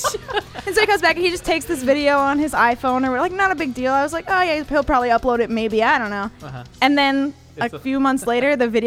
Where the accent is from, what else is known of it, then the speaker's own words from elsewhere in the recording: Midwest, United States; also born or lived in South Dakota / Chicago / St. Louis / Bloomington, Indiana; I grew up in the Midwest. I claim all of the Midwest because I was born in South Dakota, grew up in Chicago, grew up in St. Louis, and then did college in Bloomington, Indiana.